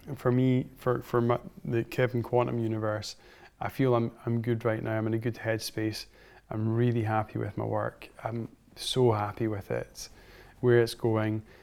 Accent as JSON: {"language": "English", "region": "Scotland", "country": "United Kingdom", "tie": "born or raised there", "said": "growing up in Scotland, and Scotland's such a wonderful place to grow up"}